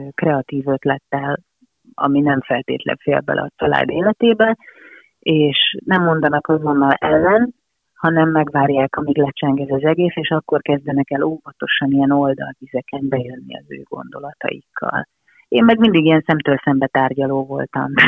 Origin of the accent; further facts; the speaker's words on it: Hungary; also born or lived in Budapest; mi itt élünk Magyarországon